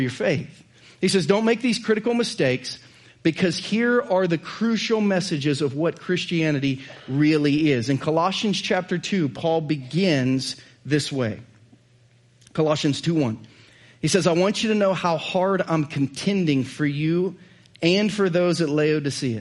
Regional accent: Southern Ohio, United States; moved away as an adult; also born or lived in Missouri; now in Lee's Summit, United States; I'm from Southern Ohio

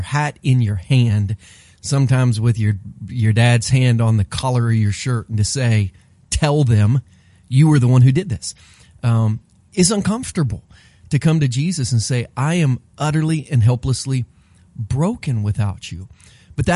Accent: Bainbridge, Ohio, United States; when I was a kindergartner in Bainbridge, Ohio, I used to walk back and forth to the little elementary school that I went

